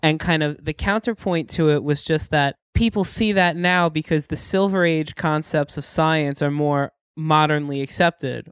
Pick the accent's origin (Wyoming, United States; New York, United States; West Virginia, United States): New York, United States; New York City; coming from Staten Island